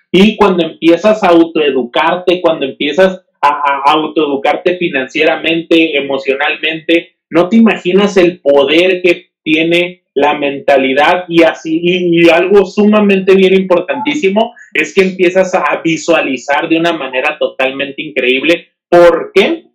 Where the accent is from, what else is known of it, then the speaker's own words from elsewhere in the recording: Mexico; no soy el único mexicano que está buscando eso